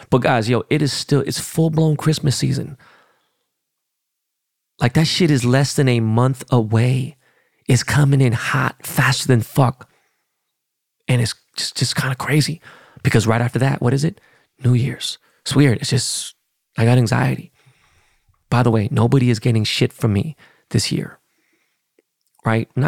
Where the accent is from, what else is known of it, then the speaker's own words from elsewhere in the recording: Seattle, Washington, United States; I was born and raised in Seattle.